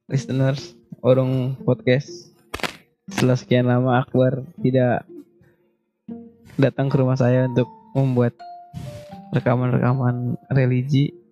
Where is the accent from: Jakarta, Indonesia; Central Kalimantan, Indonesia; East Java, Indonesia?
Jakarta, Indonesia; Tanjung Priok; Saya datang dari Tanjung Priuk.